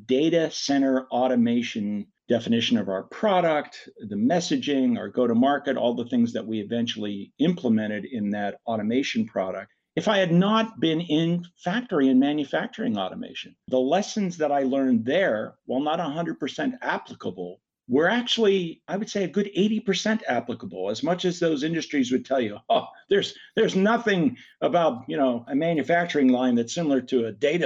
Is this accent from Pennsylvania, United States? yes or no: yes; Pittsburgh, Pennsylvania, United States; I'm from Pittsburgh